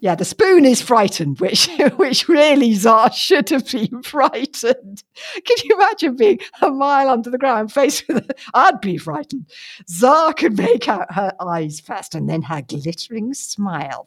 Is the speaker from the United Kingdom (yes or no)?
yes; London, United Kingdom; When I was little, I grew up in London in a house without a garden